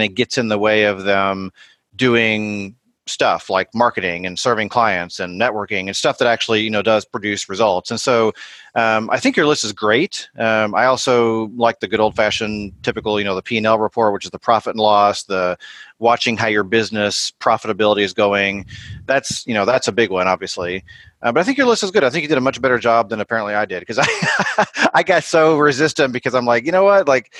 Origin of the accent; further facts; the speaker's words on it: Indianapolis, Indiana, United States; my hometown where I live.